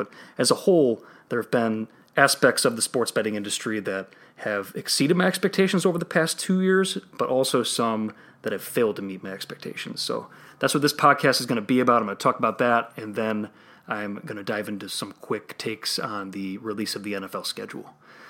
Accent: Illinois, United States; my home state of Illinois.

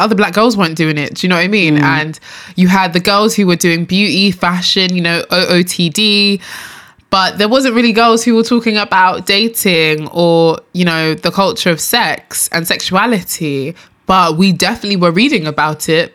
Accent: London, United Kingdom; also born or lived in Enfield / Nigeria; born and raised in London, of course.

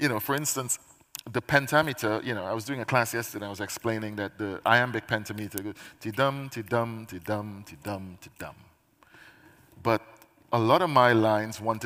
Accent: Trinidad & Tobago; now in United Kingdom; I am a Caribbean poet because I spent my formative years in the Caribbean

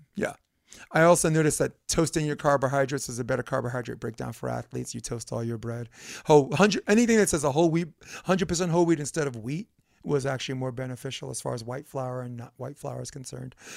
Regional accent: New York City, New York, United States; moved away; I grew up in Brooklyn where it's more of a macho

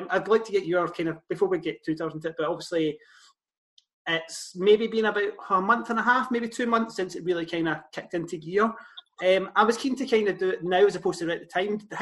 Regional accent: Scotland, United Kingdom; Growing up in Scotland, we know Scotland's not massively ethnically diverse

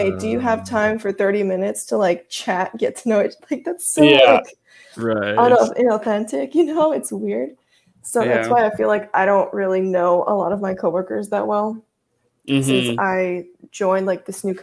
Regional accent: United States; first language Russian; also born or lived in Russia; when I was about 3 years old, my mom and I moved to the United States.

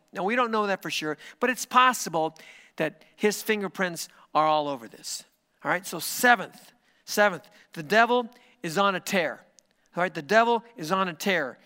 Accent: United States; my country, which is the United States of America

